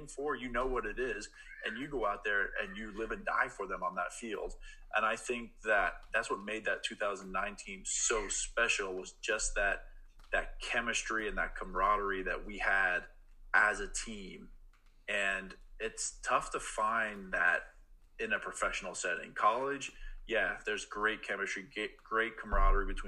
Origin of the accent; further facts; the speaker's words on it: Pennsylvania, United States; now in Oregon, United States; I grew up in Pennsylvania